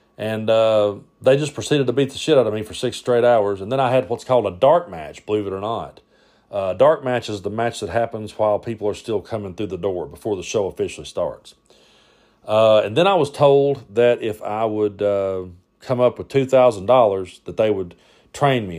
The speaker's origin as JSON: {"language": "English", "town": "Middlesboro", "region": "Kentucky", "country": "United States", "tie": "born or raised there", "also_born_or_lived": "Tazewell, Claiborne County, Tennessee", "moved": "yes", "lives_now": "Cumberland Gap, Tennessee, United States", "said": "I grew up, uh, in Middlesboro"}